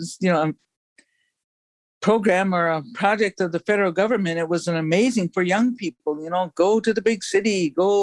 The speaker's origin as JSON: {"language": "English", "area": "Cheyenne River Sioux Tribe", "region": "South Dakota", "country": "United States", "said": "I'm an elder from the Cheyenne River Sioux Tribe. It's off Dakota, north central area of the state. And this is my home."}